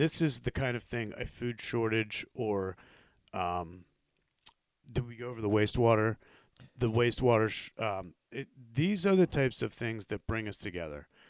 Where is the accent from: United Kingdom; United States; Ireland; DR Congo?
United States